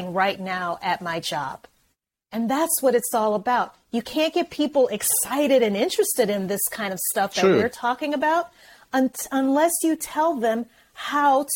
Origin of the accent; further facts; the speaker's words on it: Louisiana, United States; moved away; I'm from Louisiana originally